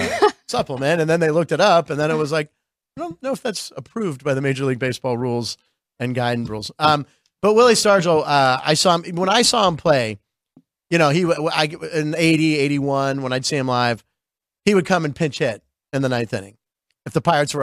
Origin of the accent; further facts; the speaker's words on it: Beaver Falls, Pennsylvania, United States; also born or lived in New Brighton, Pennsylvania; I was technically born in New Brighton, but I was raised in Beaver Falls